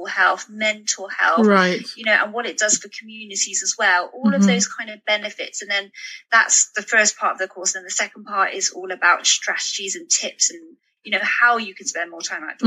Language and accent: English; United Kingdom; growing up in the British school system